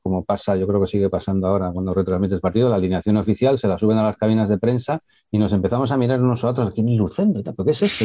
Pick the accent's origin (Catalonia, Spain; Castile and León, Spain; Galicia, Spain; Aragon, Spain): Castile and León, Spain; Valladolid; yo soy un chaval de Valladolid